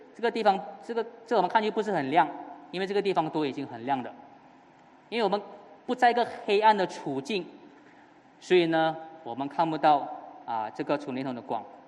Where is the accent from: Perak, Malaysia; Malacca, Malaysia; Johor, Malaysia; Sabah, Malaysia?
Johor, Malaysia; moved away; 回到了我的家乡 Johor